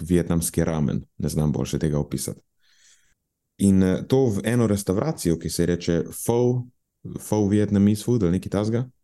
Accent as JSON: {"language": "Slovenian", "town": "Murska Sobota", "region": "Pomurje", "country": "Slovenia", "tie": "born or raised there", "moved": "yes", "said": "iz mojega kraja, v Murski soboti"}